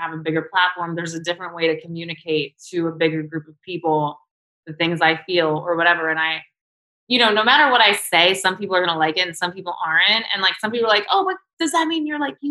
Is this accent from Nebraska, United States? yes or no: no; New York City, New York, United States; I grew up in Chelsea